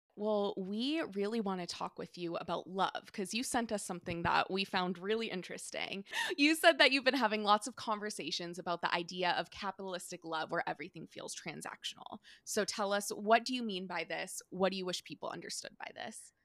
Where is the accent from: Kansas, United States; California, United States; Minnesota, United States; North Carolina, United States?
California, United States; San Diego; now in Maine, United States; I'm from San Diego